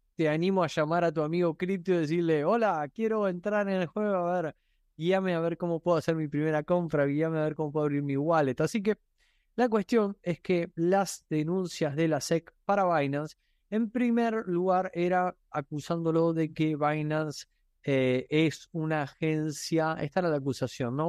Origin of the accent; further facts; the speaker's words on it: Argentina; soy argentino